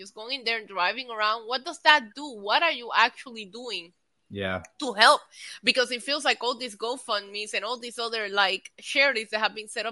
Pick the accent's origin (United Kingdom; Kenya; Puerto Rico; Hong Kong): Puerto Rico; my home country falling apart and in desperate need for help and aid and anything that Puerto Rico could get